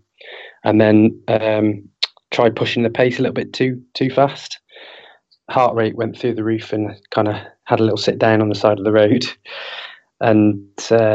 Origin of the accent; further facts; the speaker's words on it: Ramsbottom, North West England, United Kingdom; in my hometown. So that'll be starting a week on Sunday on the 11th of March in Ramsbottom.